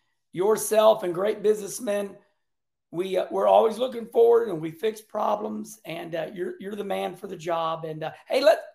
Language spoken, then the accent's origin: English; St. Louis, Missouri, United States; I'm excited to have a cup race in my hometown.